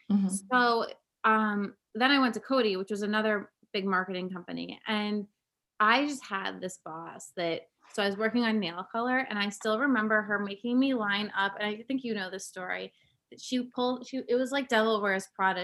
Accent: Cape Cod, Massachusetts, United States; now in Brooklyn, United States; I grew up on Cape Cod in Massachusetts

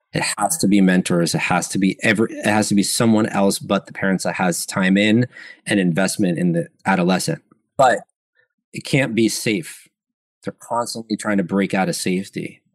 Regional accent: New York, United States; I'm from New York

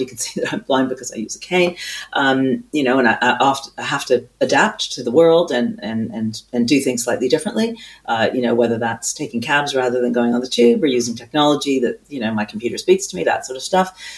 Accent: Canada; now in United Kingdom; I do hail from Canada

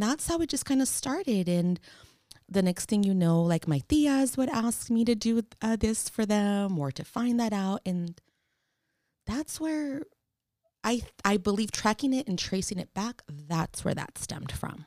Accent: San Francisco, California, United States; I am born and raised in San Francisco, Mission District

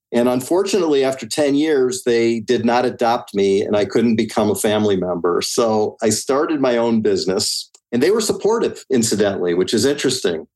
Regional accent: Highland Park, Illinois, United States; I'm from Highland Park, and that's a community on the North Shore uh, near Lake Michigan.

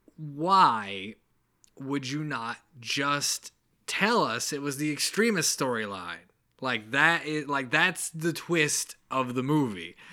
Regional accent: the South, United States; accent: mild accent; we're from the South

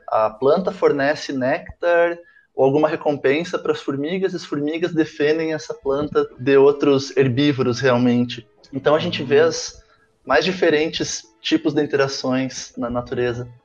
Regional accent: Santa Maria, Rio Grande do Sul, Brazil; Eu sou natural de Santa Maria, do Rio Grande do Sul

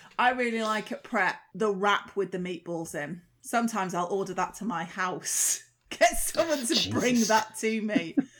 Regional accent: North West England, United Kingdom; Not from the Oxford City region, thank you. From the northwest of England, as you're well aware, and always have been.

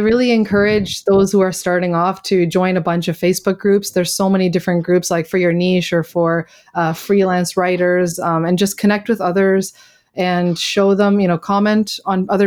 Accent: Canada; moved away as an adult; I'm Canadian

